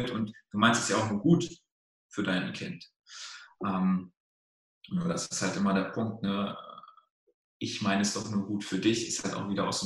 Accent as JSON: {"language": "German", "country": "Germany", "tie": "born or raised there", "also_born_or_lived": "Romania", "said": "Also ich bin, ich bin ja in, in Rumänien geboren, äh, also aus dem Osten Europas und osteuropäisch auch irgendwo aufgewachsen. Ich bin ja mit einem Jahr nach Deutschland gekommen"}